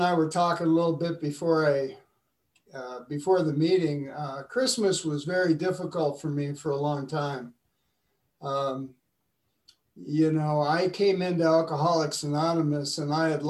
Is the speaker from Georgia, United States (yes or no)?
no; Madison, Wisconsin, United States; I was born in Madison, Wisconsin, way up north